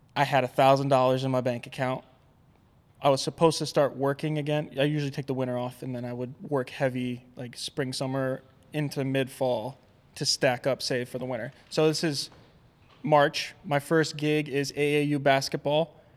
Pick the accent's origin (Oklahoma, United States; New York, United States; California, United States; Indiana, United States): New York, United States; Albany; moved away; also born or lived in Vermont; I grew up outside of Albany, New York